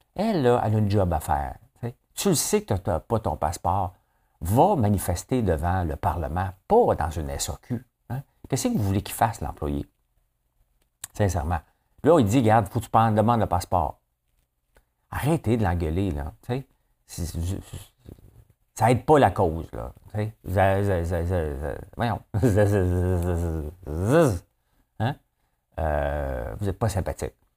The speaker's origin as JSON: {"language": "French", "region": "Quebec", "country": "Canada", "also_born_or_lived": "Toronto", "said": "Je suis fier du Québec. Je suis fier euh, de ce qu'on bâtit ici"}